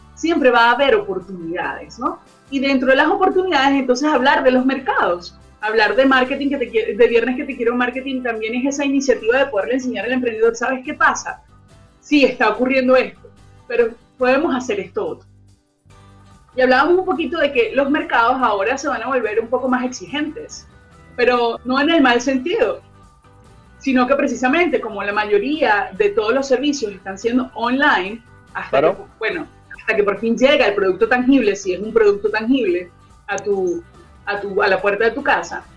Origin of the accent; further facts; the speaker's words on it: Venezuela; now in Santiago, Chile; conocemos los venezolanos aquí en Conectados Contigo Radio